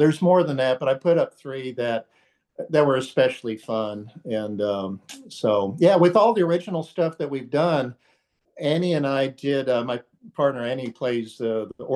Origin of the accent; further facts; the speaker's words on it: rural Texas, United States; I grew up out in the rural part of Texas